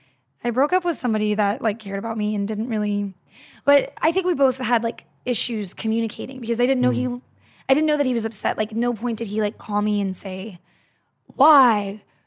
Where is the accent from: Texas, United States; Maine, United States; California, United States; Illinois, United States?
Texas, United States; I'm from Texas.